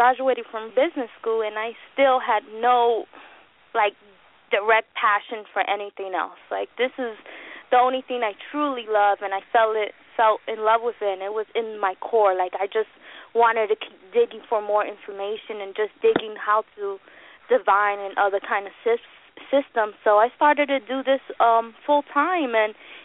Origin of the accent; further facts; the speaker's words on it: New York, United States; I'm from New York. I'm a New Yorican